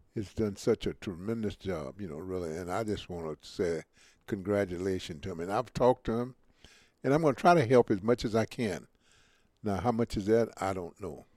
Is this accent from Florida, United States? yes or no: no; Mobile, Alabama, United States; when I grew up in Mobile, Alabama